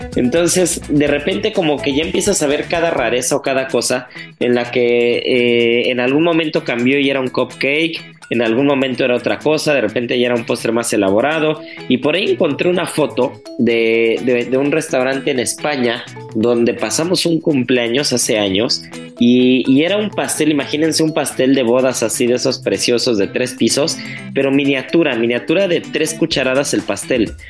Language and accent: Spanish; Mexico; como buen mexicano